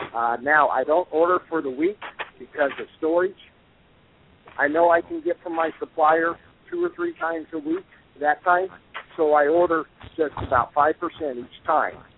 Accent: Colorado, United States; also born or lived in Wyoming; we're from Colorado

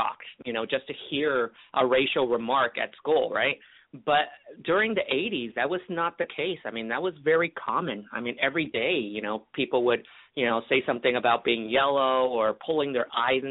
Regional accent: Kissimmee, Florida, United States; born or raised there; also born or lived in Hong Kong / California

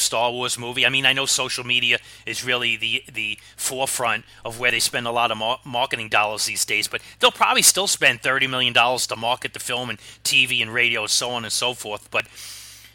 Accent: New York City, New York, United States; when I was very young, growing up in Brooklyn, New York

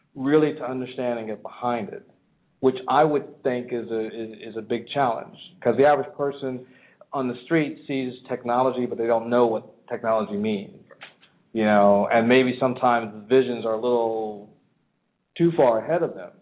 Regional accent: California, United States; I'm from California

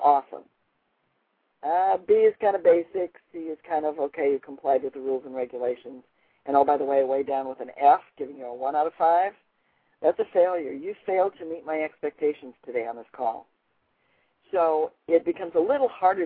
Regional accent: Chicago, Illinois, United States; my hometown of Chicago

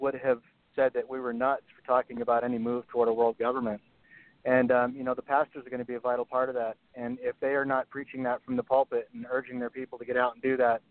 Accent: Hawaii, United States; I grew up in Hawaii and surfing and all that kind of stuff.

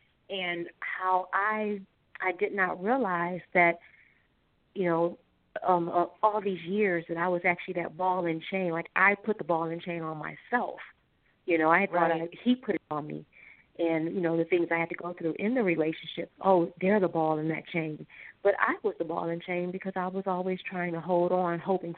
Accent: Ohio, United States; I'm from Ohio, yes.

